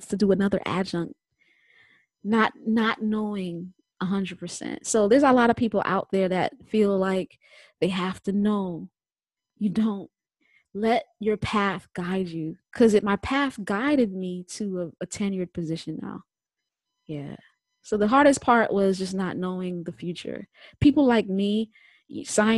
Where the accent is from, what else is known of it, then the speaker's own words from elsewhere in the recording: New York, United States; I'm from New York.